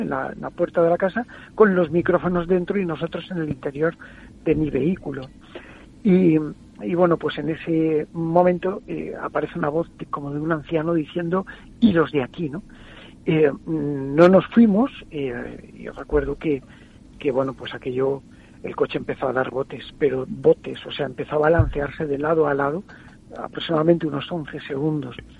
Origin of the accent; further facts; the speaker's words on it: San Vicente del Raspeig, Valencian Community, Spain; en una emisora de mi pueblo